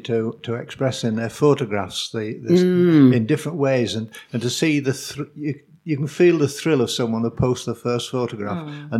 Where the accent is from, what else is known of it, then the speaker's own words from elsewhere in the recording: Yorkshire and the Humber, United Kingdom; moved away as an adult; also born or lived in China; now in Shrewsbury, United Kingdom; I was born in China, and I've brought up in Yorkshire and travelled the world. And it's just because I met a girl here and married that I came to Shrewsbury